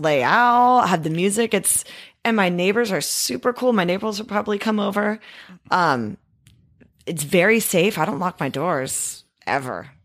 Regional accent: Discovery Bay, California, United States; also born or lived in Fremont, California / Santa Barbara / Chico / Walnut Creek; I grew up in Discovery Bay. Well, actually, I grew up in Fremont till I was eight. We moved to Discovery Bay

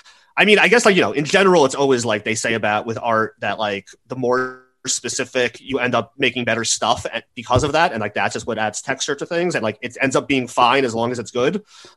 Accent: New York, United States; I'm originally from New York.

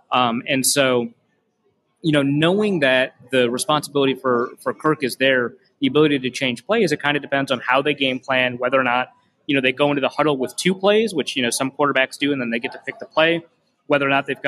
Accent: Minnesota, United States; I'm Minnesotan

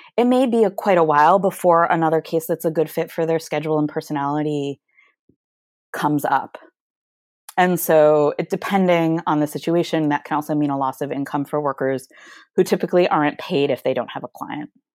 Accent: Michigan, United States; moved away; I'm from Michigan originally

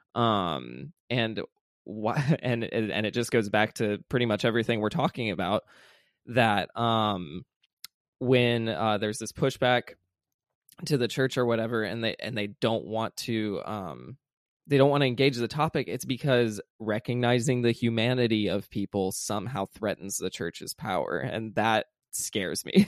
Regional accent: the South, United States; growing up in the South

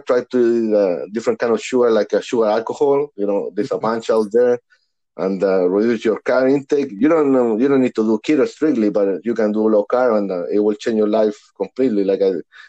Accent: Santiago, Santiago Metropolitan Region, Chile; English is a second language; moved away; because starting in back home, I'm born and raised in Santiago, Chile, South America.

